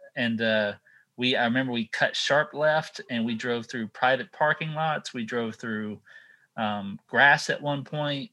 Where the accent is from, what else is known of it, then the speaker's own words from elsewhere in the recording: Texas, United States; now in Sanford, United States; I grew up in Texas